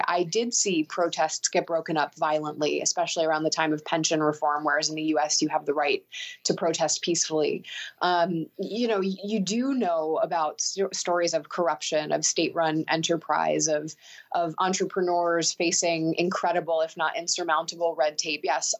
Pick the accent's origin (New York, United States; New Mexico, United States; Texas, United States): New York, United States; also born or lived in Moscow, Russia / London, United Kingdom; as a New Yorker